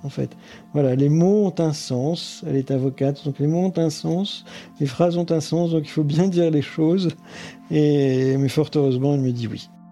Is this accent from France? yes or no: yes; Boulogne-sur-Mer, Hauts-de-France, France; J'ai grandi dans le Pas-de-Calais, à Boulogne-sur-Mer